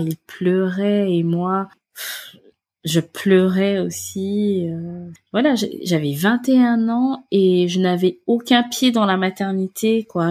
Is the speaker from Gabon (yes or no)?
yes; Gabon; moved away as an adult; now in France; je viens du Gabon et en fait, je suis venue en France pour faire mes études